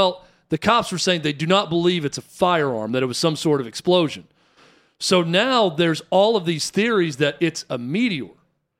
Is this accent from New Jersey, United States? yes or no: no; Warren County, Tennessee, United States; born or raised there